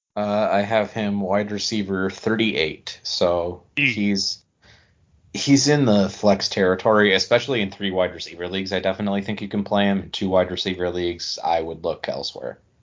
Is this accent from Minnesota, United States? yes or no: no; small area ~30 minutes from Tawas, Michigan, United States; I grew up in such a small area